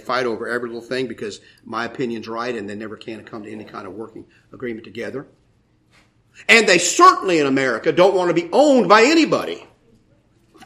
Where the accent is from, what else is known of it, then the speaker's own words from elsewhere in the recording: United States; I'm an American.